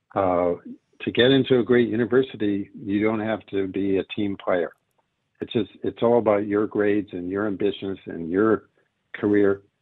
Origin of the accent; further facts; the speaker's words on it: United States; now in Israel; I grew up in America